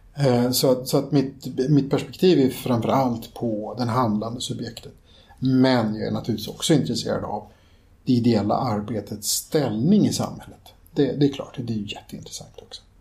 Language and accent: Swedish; Stockholm, Stockholm County, Sweden; växte jag upp i en kommun där, eller en, en förort till Stockholm